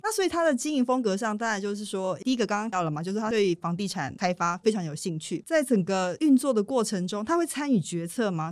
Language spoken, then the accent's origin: Chinese; Taiwan; 我们台湾人